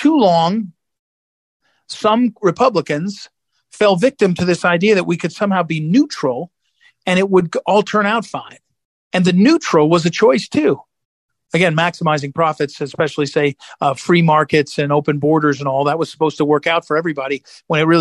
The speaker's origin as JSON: {"language": "English", "town": "St. Louis", "region": "Missouri", "country": "United States", "tie": "born or raised there", "said": "my hometown, St. Louis"}